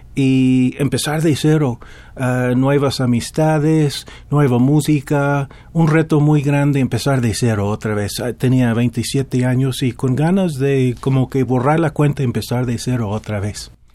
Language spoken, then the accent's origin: Spanish; Dallas, Texas, United States; Spanish is a second language; moved away as an adult; now in Mexico City, Mexico; en Dallas, en la ciudad de donde vengo